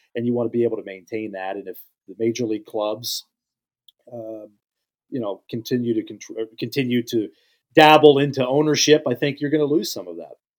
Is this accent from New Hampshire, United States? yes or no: no; Western Pennsylvania, United States; I grew up in Western P